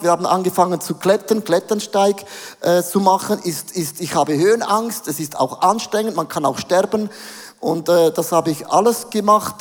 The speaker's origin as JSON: {"language": "German", "country": "Switzerland", "said": "als Schweizer"}